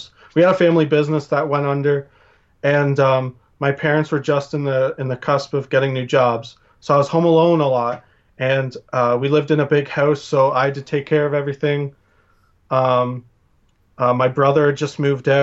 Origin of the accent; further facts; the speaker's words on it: Ontario, Canada; I'm from Ontario